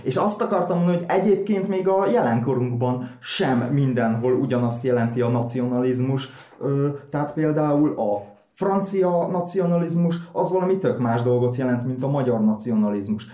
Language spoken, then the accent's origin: Hungarian; Hódmezővásárhely, Csongrád-Csanád, Hungary; mind a ketten úgy voltak itt vásárhelyen, hogy nem érezték úgymond a magukénak, és akkor én ebben nőttem fel